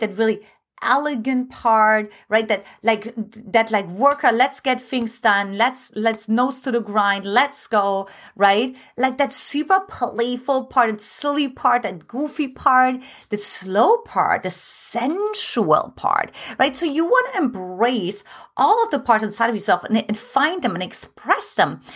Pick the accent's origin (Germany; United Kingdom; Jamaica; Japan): Germany; eastern Germany; English is a second language; now in United States; I was born in Eastern Germany